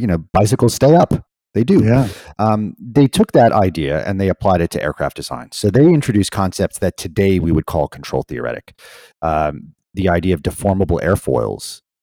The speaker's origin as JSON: {"language": "English", "region": "New York", "country": "United States", "tie": "born or raised there", "also_born_or_lived": "Pennsylvania", "moved": "yes", "said": "I grew up in in New York"}